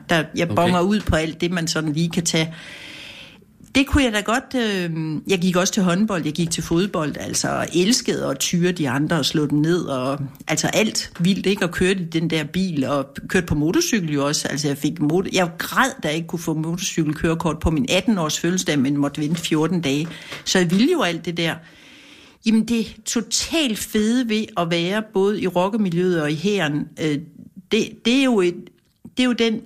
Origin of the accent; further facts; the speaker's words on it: Kolding, Southern Denmark, Denmark; jeg er fra Kolding